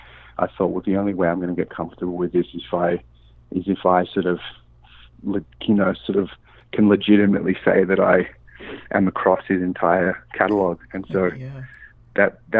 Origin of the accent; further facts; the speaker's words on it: Sydney, New South Wales, Australia; moved away as an adult; also born or lived in New York, United States; now in Los Angeles, United States; I grew up in Sydney